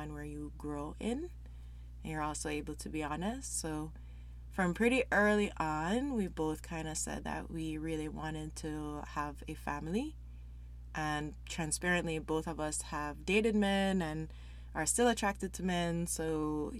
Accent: Jamaica; moved away as an adult; now in Canada; I'm from Jamaica originally. Been in Canada for over 10 years

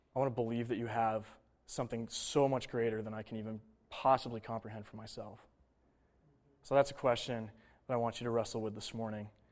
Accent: Buffalo, New York, United States; Bills are my hometown team

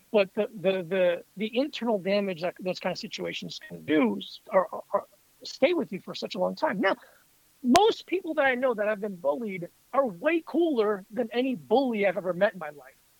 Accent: South Florida, United States; moved away as an adult; now in New York, United States; I grew up in South Florida and I was the only uh, non-black kid in my school.

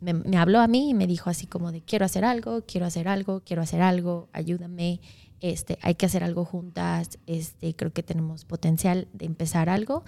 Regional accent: Mexico; now in Wisconsin, United States; soy mexicana de origen. Un poquito de mí, la mitad de mi vida he vivido en México y la mitad he vivido acá

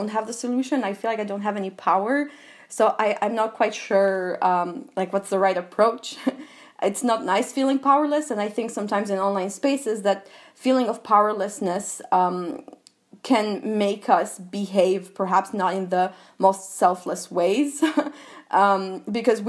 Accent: Albania; English is a second language; moved away as an adult; also born or lived in United States / France; I was born and raised in Albania. I did my college years in the US and then lived in France.

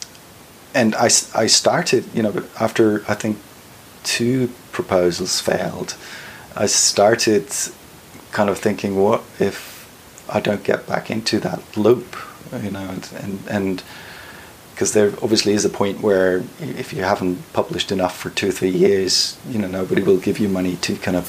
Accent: Salzburg, Austria; moved away as an adult; also born or lived in Sussex; now in Vienna, Austria; Originally, I came from Salzburg.

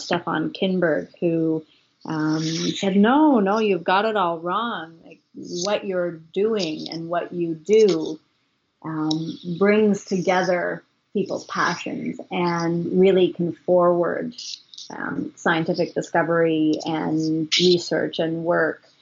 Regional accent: Ontario, Canada; also born or lived in Ottawa / Toronto; growing up in Ontario

